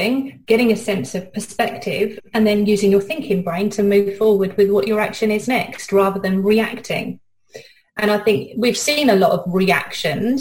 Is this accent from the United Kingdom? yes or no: yes; United Kingdom; accent: British; now in New Zealand; my accent, I'm British